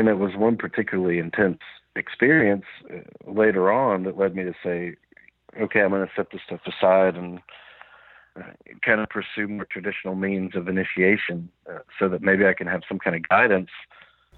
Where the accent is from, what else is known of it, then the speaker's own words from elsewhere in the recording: the South, United States; I was raised in the South where, as you know, psychedelic mushrooms are kind of an afterthought